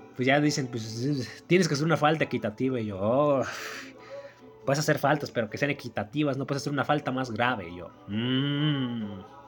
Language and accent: Spanish; Mexico; mi país, en mi pueblo también